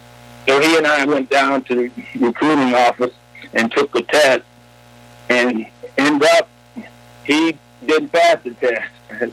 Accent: Ecorse, Michigan, United States; moved away as an adult; also born or lived in Conway, Arkansas; I grew up and went to school in Ecorse, Michigan.

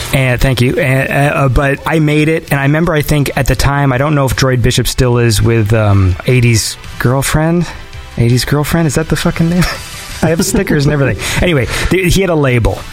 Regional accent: small town a few hours from Toronto, Ontario, Canada; now in Toronto, Canada; I come from a small town that's a few hours away from the city.

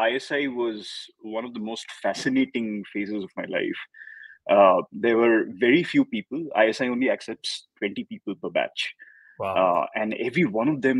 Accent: Hyderabad, Telangana, India; I was born and brought up in Hyderabad

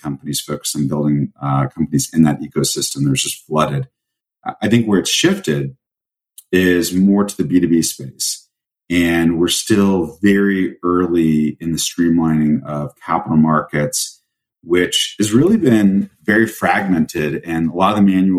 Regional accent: Colorado, United States; now in Greenwich, United States; I grew up in Colorado, so Vail's like my backyard

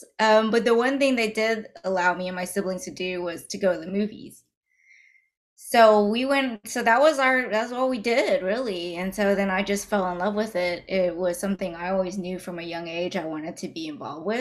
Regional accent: Dallas, Texas, United States; so I grew up in Dallas, Texas. I was actually born and raised

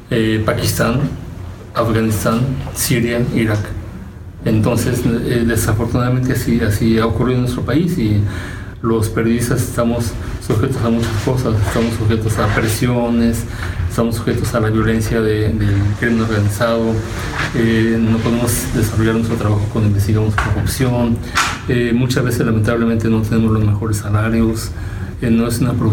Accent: Mexico; Bueno, yo soy mexicano y desafortunadamente tengo que decir que mi país

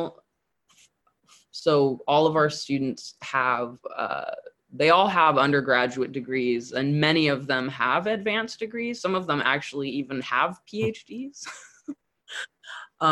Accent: Southern California, United States; I'm from Southern California

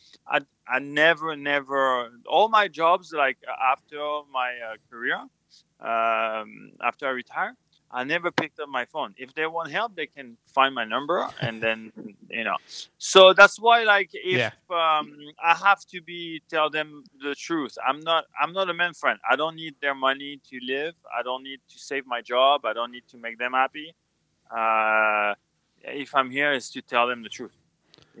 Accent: France; English is a second language; moved away as an adult; now in United States; we grew up in France

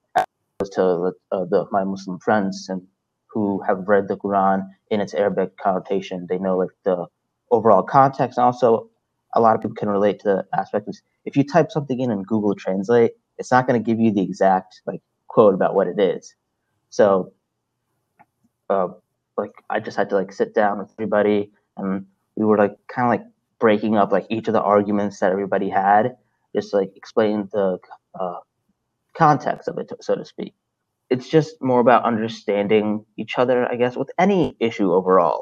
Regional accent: Salisbury, Maryland, United States; also born or lived in Brooklyn, New York; I grew up in Brooklyn and Salisbury, Maryland. I was in Brooklyn until I was 10 years old, and then I moved down here uh, for the rest of my life, basically

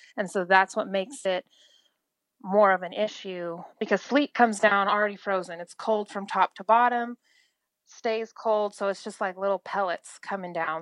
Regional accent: Oklahoma, United States; from Oklahoma

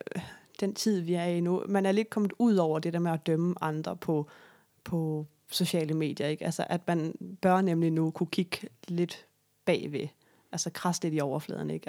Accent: Sønderborg, Southern Denmark, Denmark; moved away; Sønderborg, Lille Sønderborg, hvor jeg kommer fra

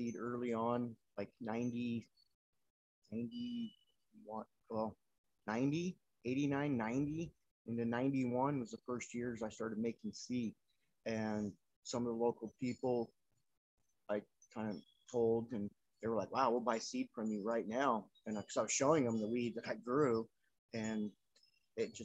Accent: Campo, California, United States; now in Bangkok, Thailand; I grew up right on the East County border of Mexico and San Diego, and small town of Campo

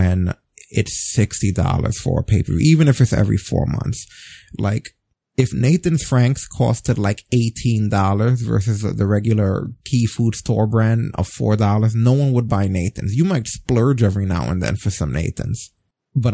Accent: New York City, New York, United States; as a New Yorker, someone who frequents Coney Island

